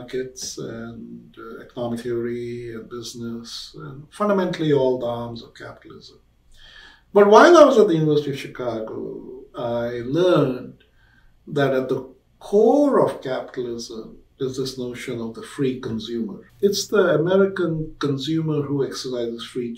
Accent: India; moved away as an adult; now in United States; When I was growing up in India

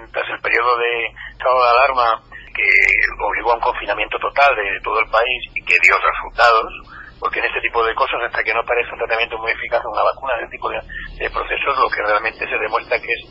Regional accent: Madrid, Community of Madrid, Spain; como madrileño y también como profesional de la medicina, tengo mis serias dudas que esa sea la primera prioridad del gobierno de la Comunidad de Madrid.

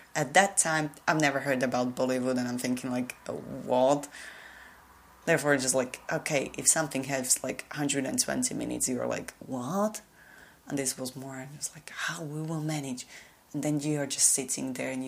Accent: Slovakia; first language Slovak; English is a second language; my native language

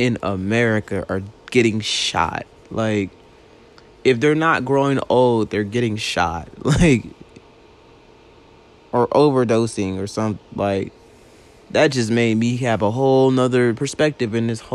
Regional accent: Louisiana, United States; moved away; I'm from Louisiana originally

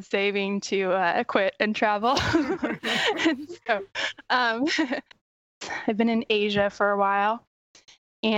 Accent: Missouri, United States; moved away; also born or lived in New York; my home state, which is Missouri

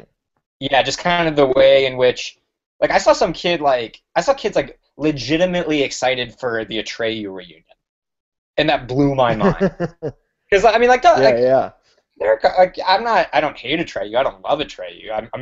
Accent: Chicago, Illinois, United States; I'm from Chicago

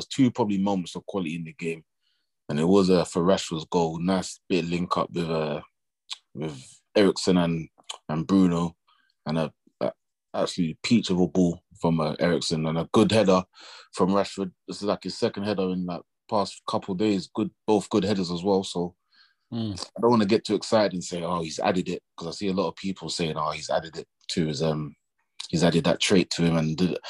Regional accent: Kennington, London, United Kingdom; I'm from Kennington, you know?

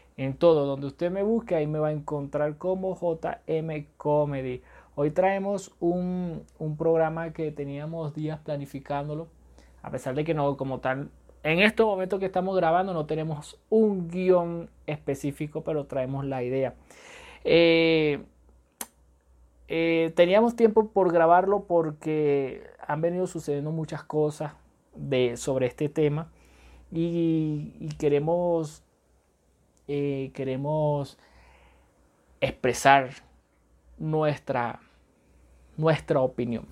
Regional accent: Venezuela; soy venezolano.

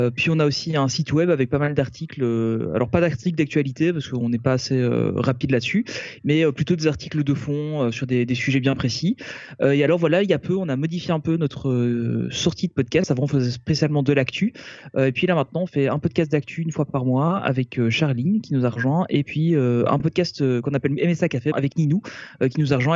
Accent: Belgium; nous on est belge, euh, belges, Olivier et moi en tout cas nous sommes belges

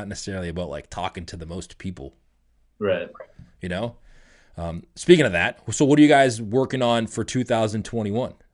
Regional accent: Detroit, Michigan, United States; now in Texas, United States; we grew up with that in Detroit.

